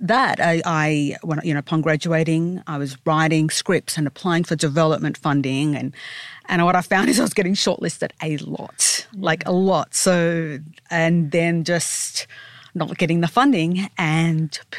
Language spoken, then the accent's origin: English; Sydney, New South Wales, Australia; I grew up in Sydney, and at first I did the usual going from, you know, straight from high school to university